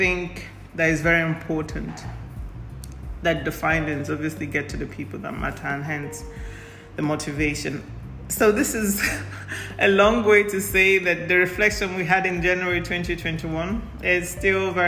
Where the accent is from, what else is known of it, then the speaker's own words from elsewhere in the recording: Nigeria; I'm Nigerian of Igbo descent